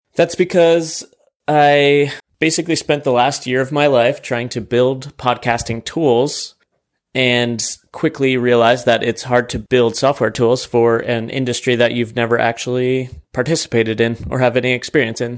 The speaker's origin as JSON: {"language": "English", "region": "New York", "country": "United States", "tie": "born or raised there", "also_born_or_lived": "South Carolina", "moved": "as an adult", "lives_now": "Austin, United States", "said": "my home state of New York"}